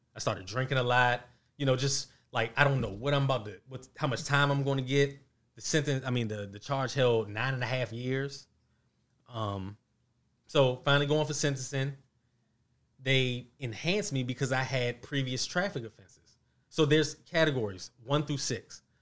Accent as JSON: {"language": "English", "town": "Mount Rainier", "region": "Maryland", "country": "United States", "tie": "born or raised there", "also_born_or_lived": "Washington, D.C.", "said": "I was actually raised in Mount Rainier"}